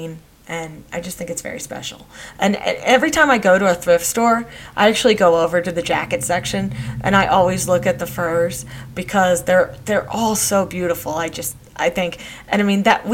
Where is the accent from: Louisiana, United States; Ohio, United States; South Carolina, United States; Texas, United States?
Texas, United States; I grew up in Texas